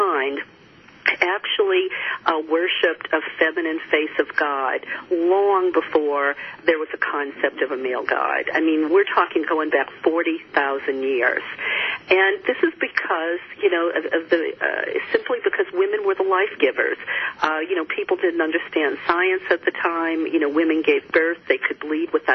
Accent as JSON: {"language": "English", "region": "the Bible Belt", "country": "United States", "tie": "born or raised there", "said": "I grew up in the Bible Belt"}